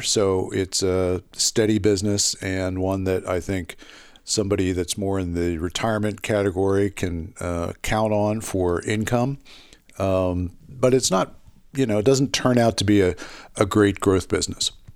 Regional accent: Philadelphia, Pennsylvania, United States; it's my, my hometown

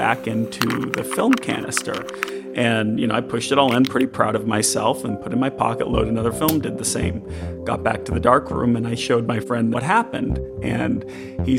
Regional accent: Massachusetts, United States; I remember going to Walden Pond growing up in Massachusetts.

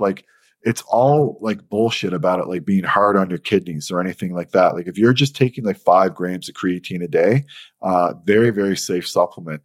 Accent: St. John's, Newfoundland and Labrador, Canada; I'm from St. John's, Newfoundland.

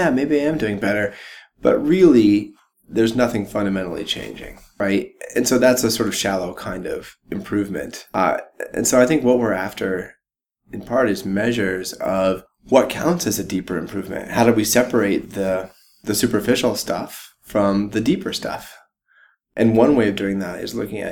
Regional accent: Jackson, Wyoming, United States; now in Boulder, United States; I grew up first in Jackson Hole, Wyoming. So my parents moved there so that we could all ski

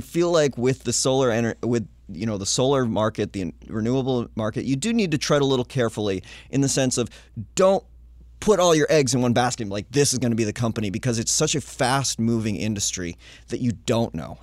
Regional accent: Littleton, New Hampshire, United States; my hometown. There's a little microbrewing hometown of Littleton, New Hampshire

